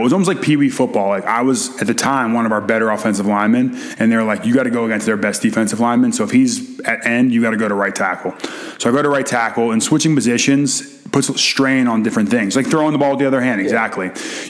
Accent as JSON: {"language": "English", "town": "Philadelphia", "region": "Pennsylvania", "country": "United States", "tie": "born or raised there", "said": "I'm a Philly guy through and yeah. through, and I got drafted to the New York Giants, which was like I became public enemy number one in my hometown."}